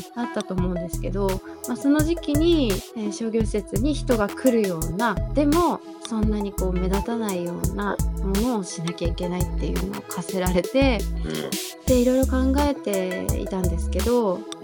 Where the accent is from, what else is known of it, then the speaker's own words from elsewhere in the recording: Fukuoka, Japan; moved away as an adult; now in Tokyo, Japan; 福岡出身です